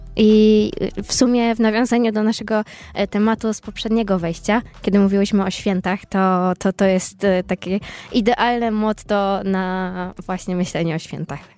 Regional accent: eastern Poland, Poland; now in Poznań, Poland; jestem ze wschodu

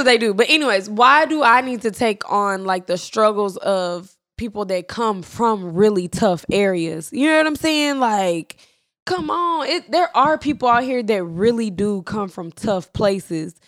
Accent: Irving, Texas, United States; we're from Irving

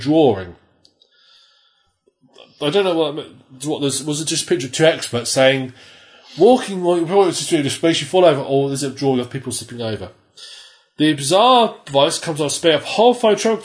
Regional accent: United Kingdom; We're British

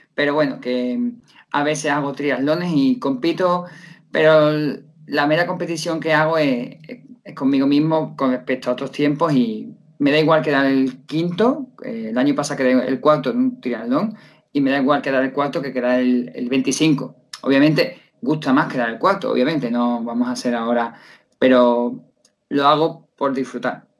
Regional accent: Seville, Andalusia, Spain; soy un profesor de Sevilla que llevo dando clases de karate desde hace 12 años

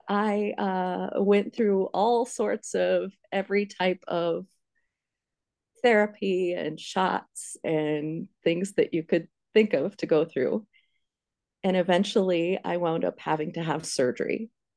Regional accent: Pennsylvania, United States; now in Iowa, United States; I went to school in Ames. That's where Steve and I met. But I'm originally from Pennsylvania.

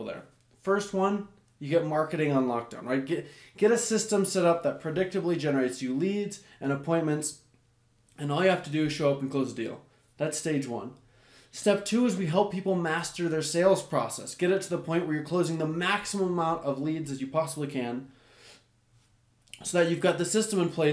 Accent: United States; I'm an American

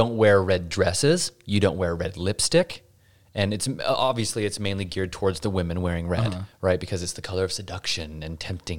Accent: Pinesdale, Montana, United States; But in the AUB, like where I grew up in Pinesdale, Montana, there has been this split.

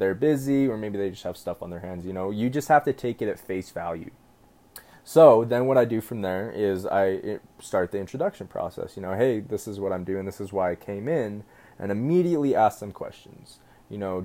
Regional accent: Utah, United States; I'm from Utah.

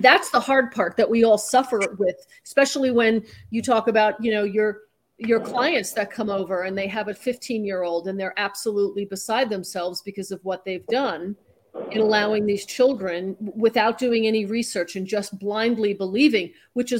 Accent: New York, United States; I grew up in New York and, you know, I would go into the city

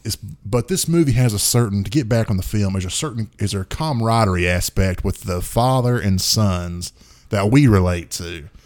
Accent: the South, United States; we're from the South

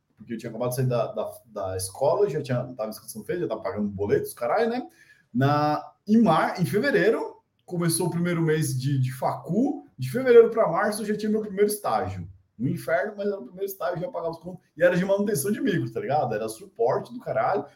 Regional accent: Brazil; a gente é brasileiro

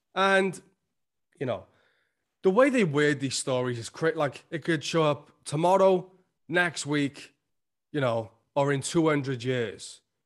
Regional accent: Wales, United Kingdom; accent: Welsh; I'm Welsh, like, we s, talk a little fast. That's why sometimes it sounds like I'm slurring my words on this podcast. It's just 'cause of my accent

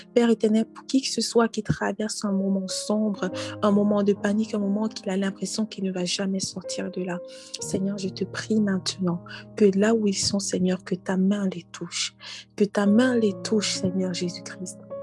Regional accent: Cameroon; now in Canada; dans mon pays d'origine, au Cameroun

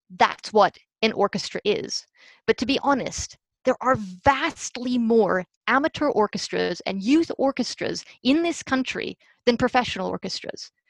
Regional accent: United States; i am 100% a product in so many ways of the american music education system

